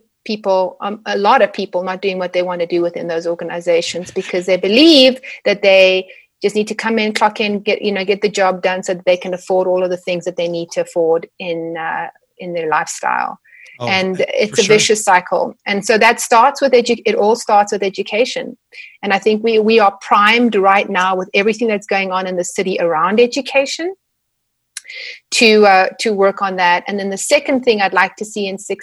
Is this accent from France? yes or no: no; South Africa; moved away as an adult; also born or lived in Edmonton, Canada; now in Calgary, Canada; growing up in South Africa